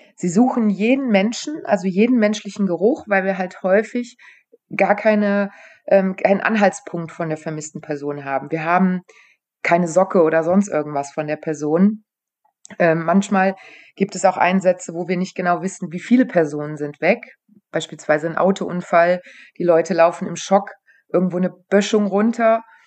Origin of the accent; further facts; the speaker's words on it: near Aachen, North Rhine-Westphalia, Germany; ich komme aus der Nähe von Aachen